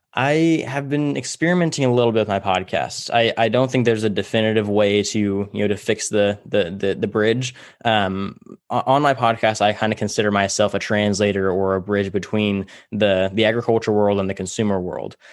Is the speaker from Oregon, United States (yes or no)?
no; Tulare, California, United States; I grew up in Tulare, California.